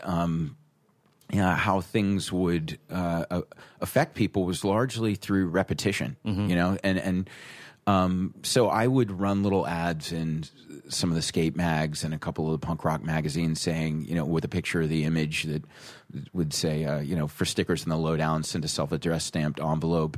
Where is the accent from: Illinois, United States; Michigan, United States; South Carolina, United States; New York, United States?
South Carolina, United States; moved away as an adult; also born or lived in Rhode Island; I'm from South Carolina, where it's, it's very traditional art